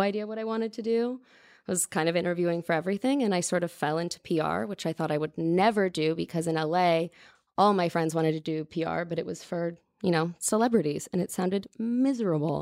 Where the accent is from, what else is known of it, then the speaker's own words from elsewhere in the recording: Mountain View, California, United States; also born or lived in Los Gatos / Campbell / Los Angeles; But I grew up in Northern California, moved all over.